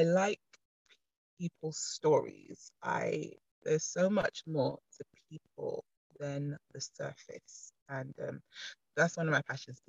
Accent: London, United Kingdom; I'm a London native

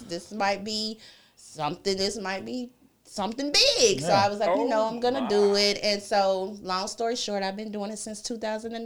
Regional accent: Atlanta, Georgia, United States; I'm from Atlanta

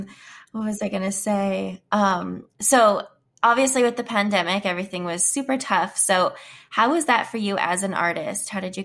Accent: Prince Albert, Saskatchewan, Canada; I'm actually from Saskatchewan. I'm from Prince Albert.

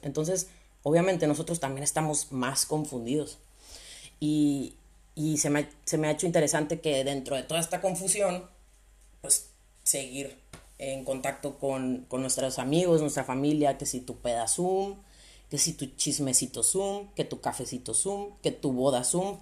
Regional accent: Sonora, Mexico; also born or lived in León, Guanajuato, Mexico; now in Spain; Normalmente vivo en León, Guanajuato, en México, aunque soy de Sonora. Ahí por si el acento me, me delata un poquito.

